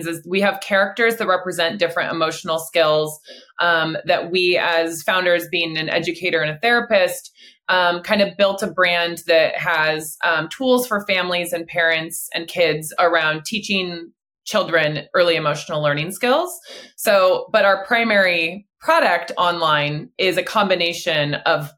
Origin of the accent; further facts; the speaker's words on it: Portland, Oregon, United States; we're from the Pacific Northwest in the Portland, Oregon area